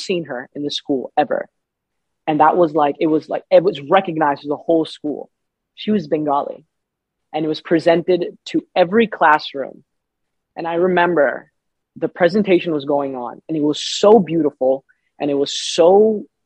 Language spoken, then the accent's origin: English; New York City, New York, United States; I'm from Southside Jamaica, so I was like the only brown kid for a very long time around here